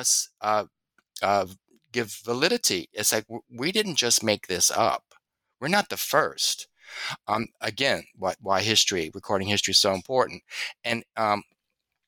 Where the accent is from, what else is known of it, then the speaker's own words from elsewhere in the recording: Louisiana, United States; I'm from Louisiana.